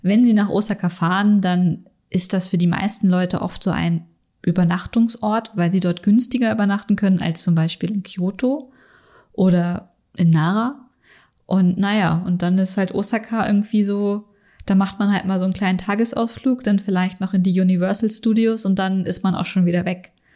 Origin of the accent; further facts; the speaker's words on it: Northern Germany, Germany; moved away as an adult; now in Munich, Germany; ich komme aus Norddeutschland und ich habe halt ganz meine ersten Jahre hier in München verbracht und sehr viele so plattdeutsche Begriffe, die bei uns auf dem Dorf einfach total normal sind